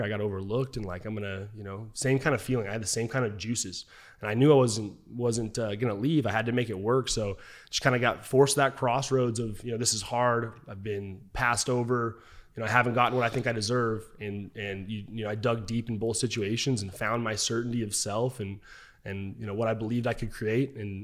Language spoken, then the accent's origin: English; Twin Falls, Idaho, United States; also born or lived in Arizona; my hometown of Twin Falls, Idaho.